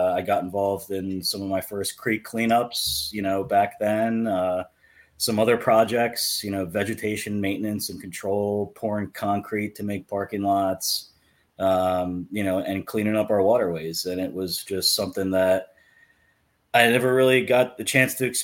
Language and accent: English; New Jersey, United States; moved away as an adult; now in Pennsylvania, United States; I'm originally from New Jersey